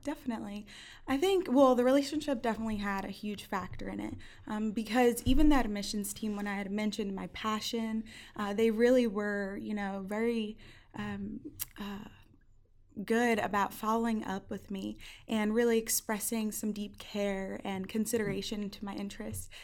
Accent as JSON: {"language": "English", "town": "Hawthorne", "region": "New Jersey", "country": "United States", "also_born_or_lived": "Schroon Lake, New York", "moved": "as an adult", "said": "I'm from Hawthorne, New Jersey. Um, yes, North Jersey"}